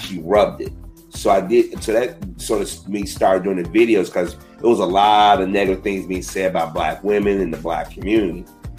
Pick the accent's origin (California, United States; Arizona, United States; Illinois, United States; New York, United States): Illinois, United States; Chicago; I'm from Chicago area, born and raised.